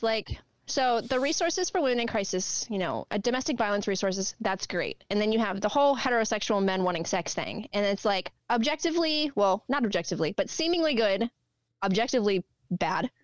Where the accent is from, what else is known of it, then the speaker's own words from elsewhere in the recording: Texas, United States; also born or lived in North Carolina; now in Northeast, United States; we lived in North Carolina and we're all from Texas and moving up here